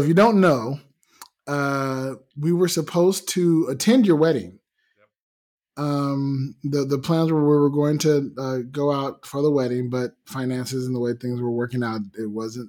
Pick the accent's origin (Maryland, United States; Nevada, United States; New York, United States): Nevada, United States; Las Vegas; But then part of me goes, yeah, but I'm from Vegas. You know, I understand hot.